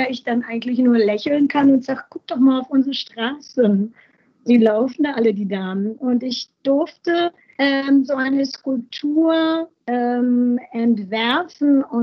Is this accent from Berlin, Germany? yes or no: yes; Berlin, Germany; und als Berliner so multikulturell